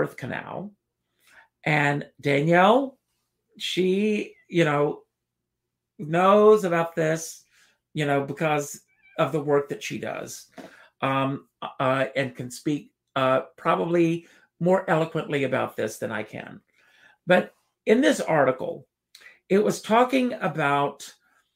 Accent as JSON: {"language": "English", "town": "Conway", "region": "South Carolina", "country": "United States", "tie": "born or raised there", "moved": "yes", "said": "as this kid growing up in South Carolina"}